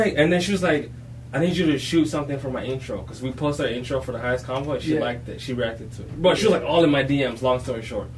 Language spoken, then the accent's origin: English; Ghana; I'm from Ghana, Africa